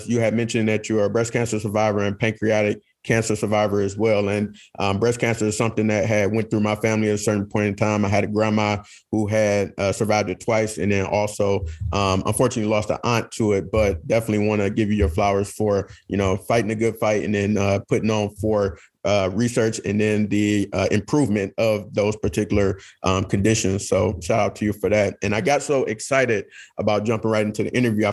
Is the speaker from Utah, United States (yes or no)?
no; Detroit, Michigan, United States; the state of Michigan, my hometown, and then also fellow Detroiters